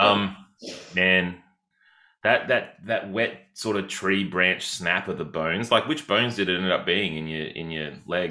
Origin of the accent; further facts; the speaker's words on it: Yarram, Victoria, Australia; I'm from a tiny place called Yarram